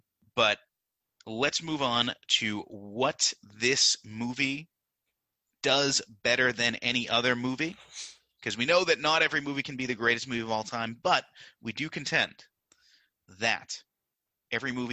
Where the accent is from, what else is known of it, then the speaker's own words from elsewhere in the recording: United States; as American